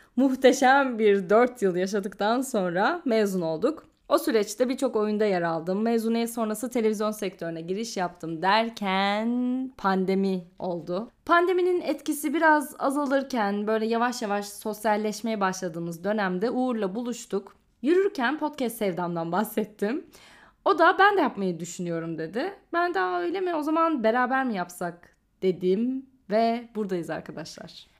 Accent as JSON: {"language": "Turkish", "country": "Turkey", "tie": "born or raised there", "said": "91 yılının Ekim ayında İstanbul'da dünyaya geldim."}